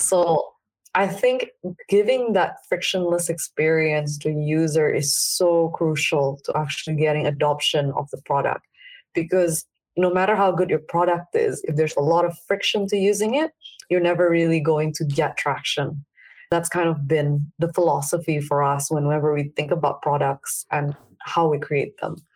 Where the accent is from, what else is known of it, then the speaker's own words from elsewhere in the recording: Jakarta, Indonesia; I grew up in Indonesia. I grew up in Jakarta, actually.